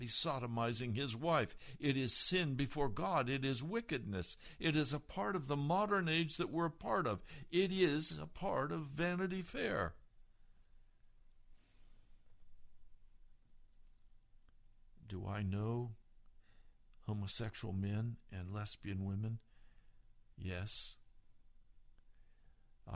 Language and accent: English; Denver, Colorado, United States; I was born in Denver. I'm from Colorado